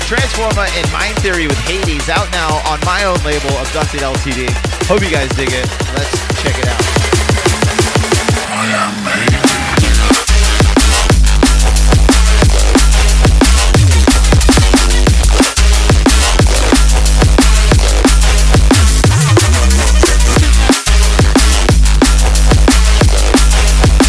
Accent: Florida, United States; from the great state of Florida, my hometown. My home state, I guess. Not my hometown.

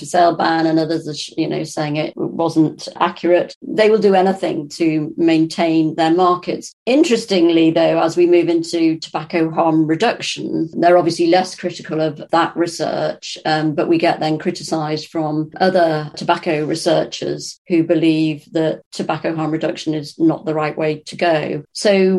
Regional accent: Birkenhead, North West England, United Kingdom; I grew up in Birkenhead in the Wirral

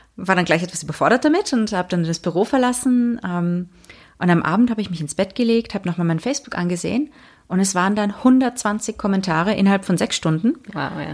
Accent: England, United Kingdom; moved away; also born or lived in Austria / Monaco / Prague; Ich bin ja in Österreich geboren, aber in England aufgewachsen, dann nach Monaco gezogen

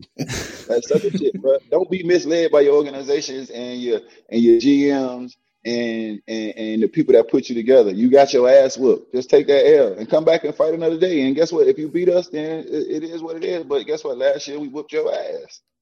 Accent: Miami, Florida, United States; I'm from Miami and born and raised here

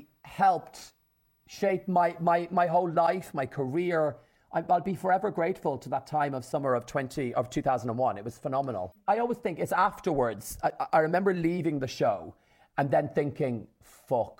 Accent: Ireland; my mom, my dad, and my six sisters in rural Ireland, an hour from Dublin, in the country

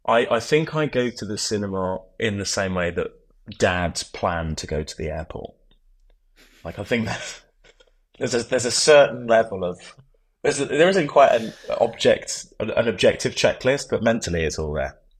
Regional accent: Oxford, South East England, United Kingdom; now in London, United Kingdom; I grew up in Oxford, so I went back to Oxford

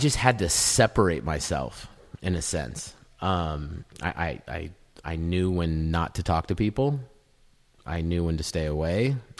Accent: Simi Valley, California, United States; I grew up in Simi Valley

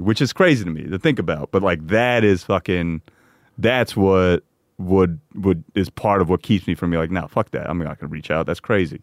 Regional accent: Parsippany, New Jersey, United States; growing up in Parsippany

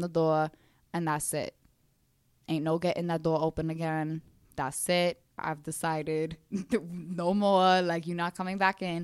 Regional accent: New York City, New York, United States; accent: Brooklyn; growing up in Brooklyn

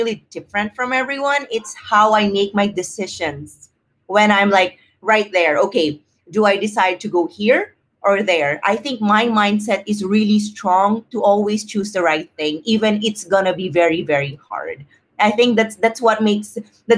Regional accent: Philippines; growing up in the Philippines

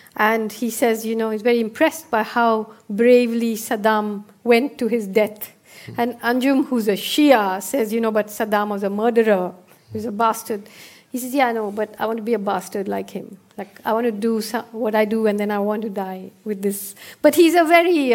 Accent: India; as an Indian

